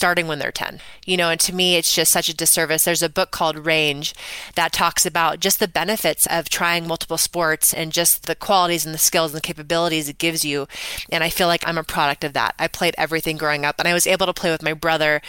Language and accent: English; Scotts Valley, California, United States; also born or lived in Bay Area, California; I grew up in Scotts Valley, California, which is right down the road from you, which is nestled in the Redwoods.